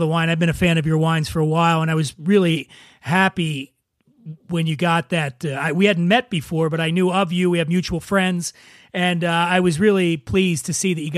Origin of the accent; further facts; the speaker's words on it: East Coast, United States; now in California, United States; I'm from the East Coast, I've been here a long time